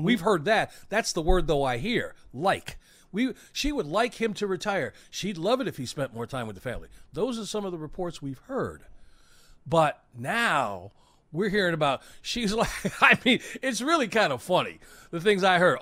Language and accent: English; Chicago, Illinois, United States; I grew up in Chicago